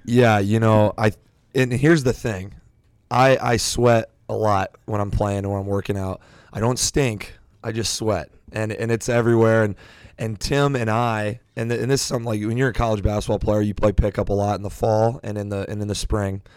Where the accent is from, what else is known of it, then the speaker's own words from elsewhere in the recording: Iowa Falls, Iowa, United States; I'm from Iowa Falls.